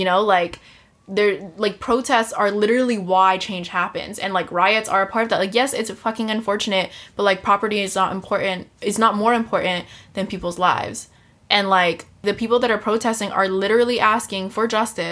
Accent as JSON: {"language": "English", "country": "United States", "said": "as an American"}